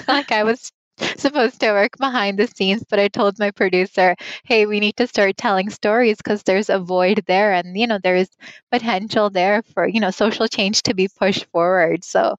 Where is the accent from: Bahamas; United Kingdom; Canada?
Canada; first language Punjabi; Being a first generation Canadian, I didn't really speak Punjabi growing up. It wasn't until I turned 19 that I kind of got a grasp of the language, and I'm still working on it. I'm still trying because it's my mother tongue